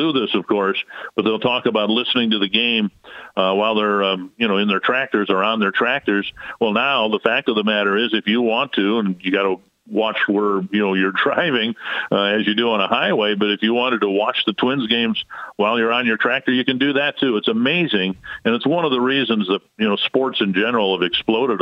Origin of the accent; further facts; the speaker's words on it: Western Minnesota, central Missouri, United States; we moved to Missouri from Western Minnesota in the mid-60s